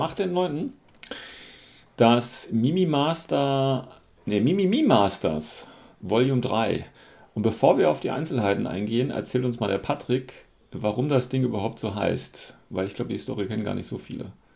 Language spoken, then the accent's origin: German; Hesse, Germany; ich als Hesse